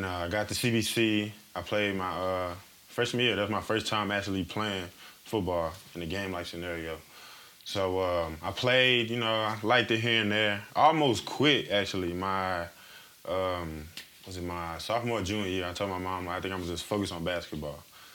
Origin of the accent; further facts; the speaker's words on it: Missouri, United States; I'm from Missouri